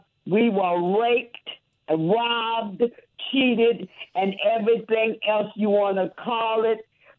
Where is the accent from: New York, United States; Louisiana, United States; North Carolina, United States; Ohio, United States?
Louisiana, United States; New Orleans; moved away as an adult; now in Houston, United States; I'm from New Orleans, and even though I'm living in Houston because of Katrina